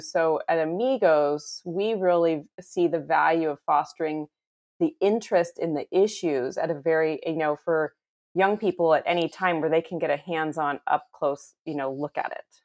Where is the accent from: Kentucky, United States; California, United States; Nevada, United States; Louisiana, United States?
California, United States; San Francisco Bay Area; moved away as an adult; now in Houston, United States; I was actually born and raised in a suburb of the San Francisco Bay Area in California